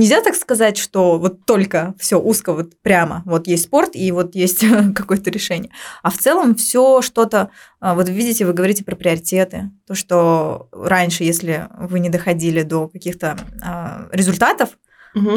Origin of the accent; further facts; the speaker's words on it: Uzbekistan; А у нас здесь, в Узбекистане